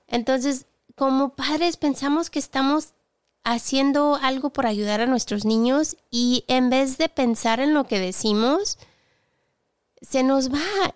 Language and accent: Spanish; southern Spain, Spain; now in England; sur de España que es de donde soy, aquí en Inglaterra, donde vivo